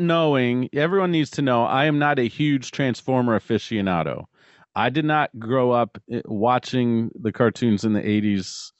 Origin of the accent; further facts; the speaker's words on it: Ohio, United States; I'm from Ohio